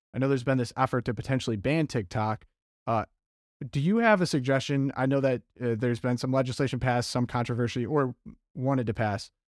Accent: Detroit, Michigan, United States; I was raised in the Detroit area

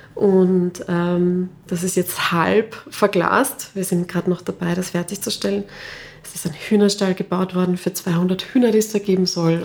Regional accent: Klosterneuburg, Lower Austria, Austria; ich bin aufgewachsen in Klosterneuburg.

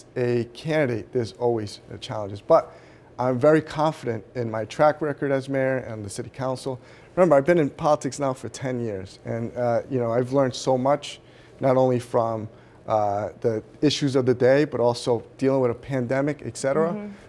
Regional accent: Central Falls, Rhode Island, United States; I was born in Rhode Island.

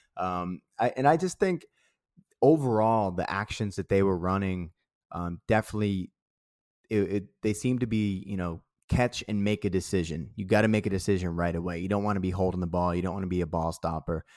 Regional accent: Boston, Massachusetts, United States; moved away; I'm from Dorchester

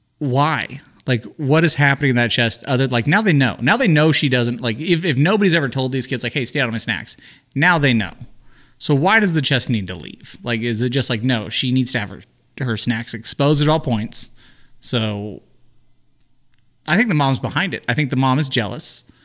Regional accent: United States; I'm from America.

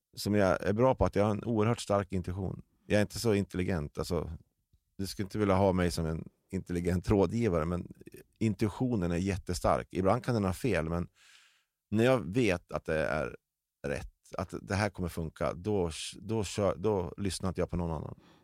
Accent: Delsbo, Gävleborg County, Sweden; jag är uppvuxen i Delsbo.

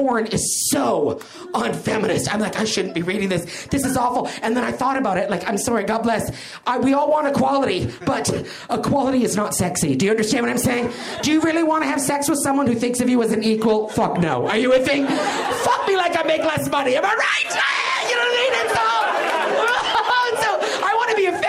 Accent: Canada; now in United States; I'm Canadian

